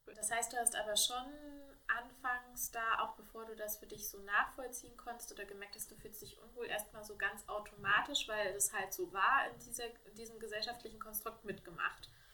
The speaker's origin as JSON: {"language": "German", "region": "Thuringia", "country": "Germany", "tie": "born or raised there", "said": "meine Jugend in Thüringen"}